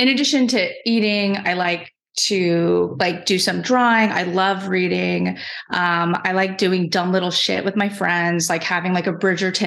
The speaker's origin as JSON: {"language": "English", "area": "Bay Area", "region": "California", "country": "United States", "moved": "as an adult", "said": "I live in San Francisco. I'm from the Bay Area originally, but it took like 10 years to get home through graduate school"}